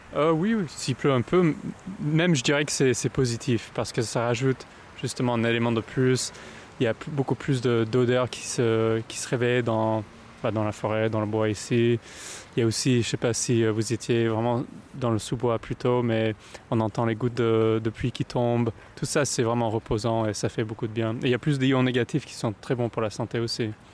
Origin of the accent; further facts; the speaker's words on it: United States; moved away as an adult; also born or lived in Belgium / Egypt / Spain / France; now in Paris, France; je suis né aux États-Unis, j'ai grandi aux États-Unis, et c'est à 23 ans que je suis parti